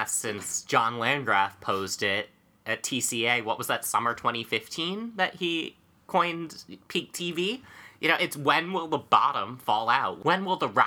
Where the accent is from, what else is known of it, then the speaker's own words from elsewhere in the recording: Essex County, New Jersey, United States; I'm from Essex County, New Jersey